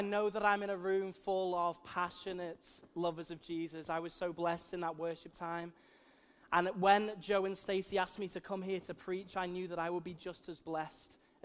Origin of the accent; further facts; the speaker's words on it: Liverpool, North West England, United Kingdom; accent: plastic Scouser; also born or lived in Wirral; I'm from Liverpool. You may be able to tell that from my strange accents. A lot of people call me a plastic Scouser, because I spent a good portion of my life actually on the Wirral as well